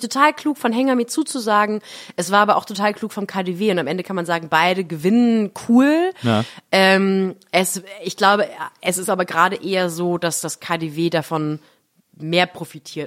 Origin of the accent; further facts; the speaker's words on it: Baden-Württemberg, Germany; in Baden, wo ich groß geworden bin